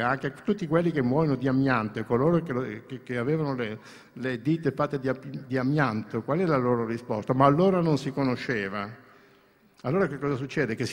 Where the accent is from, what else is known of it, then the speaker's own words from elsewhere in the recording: Greece; anche io che sono greco ho una cultura cristiana nel fondo della mia anima